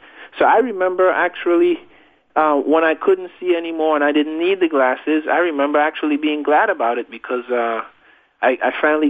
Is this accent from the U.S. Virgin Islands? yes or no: yes; U.S. Virgin Islands; I grew up in the Virgin Islands. That's in the Caribbean, over in the Atlantic Ocean.